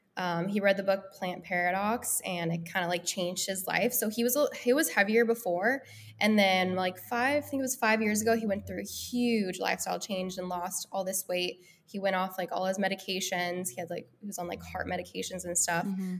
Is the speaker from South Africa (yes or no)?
no; Denver, Colorado, United States; also born or lived in Los Angeles, United States; now in Nashville, United States; I'm originally from Denver, Colorado